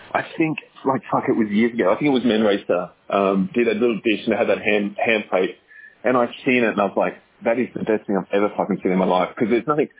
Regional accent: Australia; now in Singapore; I'm an Aussie, and I have a restaurant.

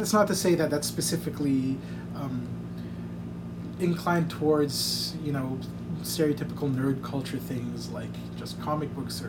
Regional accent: Dubai, United Arab Emirates; also born or lived in United States; now in Philippines; I guess I was born here. I grew up in Dubai, though. Went to States and went to the States for college. Went back to Dubai, and then moved back here.

